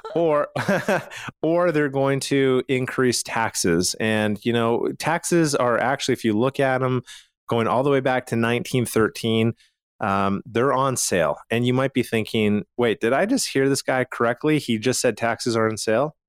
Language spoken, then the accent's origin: English; Calgary, Alberta, Canada; I'm from Calgary, Canada